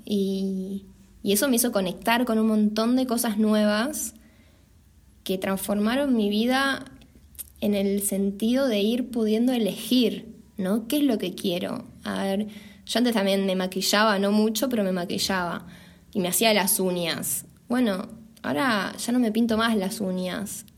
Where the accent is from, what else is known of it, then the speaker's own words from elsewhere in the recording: Buenos Aires, Argentina; moved away as an adult; nosotras dos somos de Capital Federal